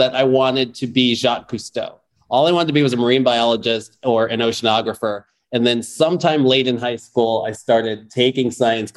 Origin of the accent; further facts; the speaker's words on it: Chicago, Illinois, United States; I grew up in Chicago.